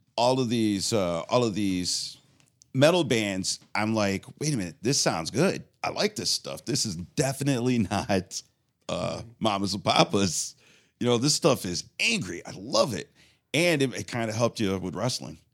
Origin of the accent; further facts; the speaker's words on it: Westland, Michigan, United States; in my neighborhood in Westland